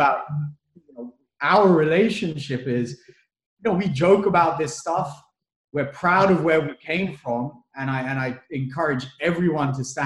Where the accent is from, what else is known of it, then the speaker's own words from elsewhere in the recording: United Kingdom; moved away as an adult; also born or lived in Kenya / Papua New Guinea / Australia; born in Africa, colonial, grew up in the UK, colonial